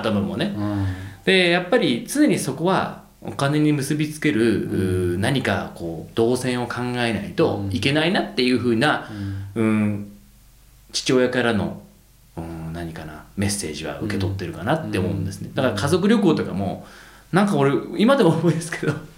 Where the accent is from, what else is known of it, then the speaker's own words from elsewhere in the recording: Tokyo, Japan; この東京で育って東京でねそ暮らしてて日本語で生活してて